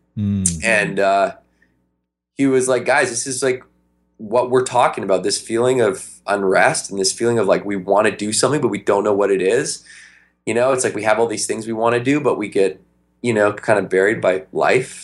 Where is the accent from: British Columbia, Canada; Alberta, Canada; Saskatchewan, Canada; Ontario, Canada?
British Columbia, Canada; Victoria; we grew up in Victoria, BC, up in Canada.